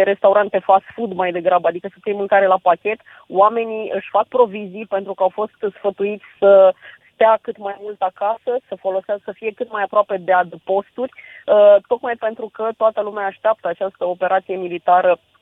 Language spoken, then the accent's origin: Romanian; Romania; sunt din România